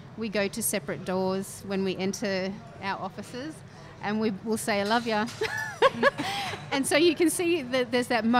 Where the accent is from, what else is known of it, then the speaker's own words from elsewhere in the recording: Dubbo, New South Wales, Australia; also born or lived in Campbelltown / Central Coast; now in Sydney, Australia; I grew up in Dubbo. So I was born and raised there till I was about, I think I was 14 when we left Dubbo